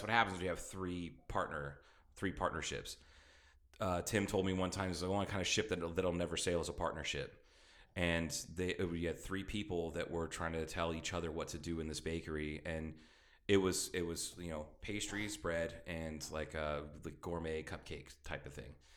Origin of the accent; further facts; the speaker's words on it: Midwest, United States; now in Kingman, United States; growing up in the Midwest